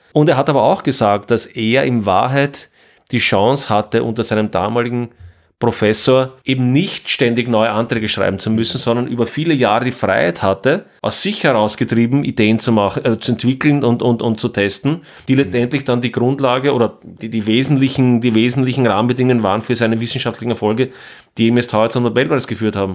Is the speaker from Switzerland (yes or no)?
no; Austria; ich bin Österreicher